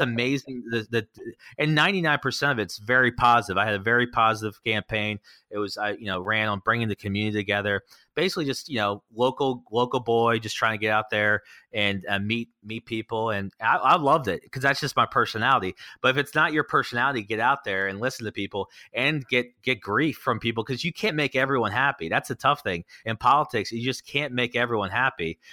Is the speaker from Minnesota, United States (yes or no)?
no; Annapolis, Maryland, United States; this is my hometown.